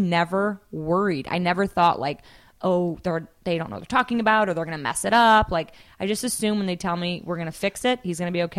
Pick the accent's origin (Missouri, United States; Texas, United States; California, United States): Missouri, United States; St. Louis; also born or lived in Chicago; now in Los Angeles, United States; I didn't think I'd live in LA for more than a year or two. I'm from St. Louis, Missouri, then lived in Chicago. Came out here for a job and a boyfriend at the time.